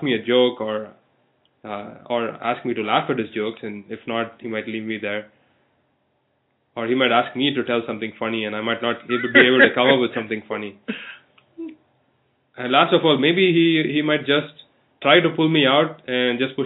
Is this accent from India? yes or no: yes; southern India, India; moved away; I come from Southern India, where we have a lot of festivals